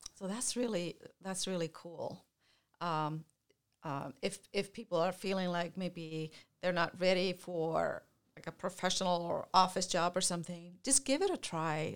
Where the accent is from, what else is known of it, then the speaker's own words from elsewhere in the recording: Iceland; moved away; I'm, I'm from Iceland originally.